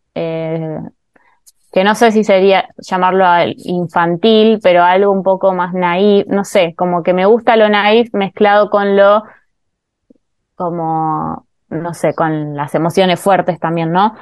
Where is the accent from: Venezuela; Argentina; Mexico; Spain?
Argentina; me identifico claramente como argentina y latinoamericana